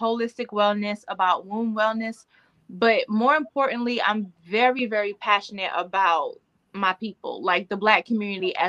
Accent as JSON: {"language": "English", "region": "the South", "country": "United States", "said": "I'm still from the South."}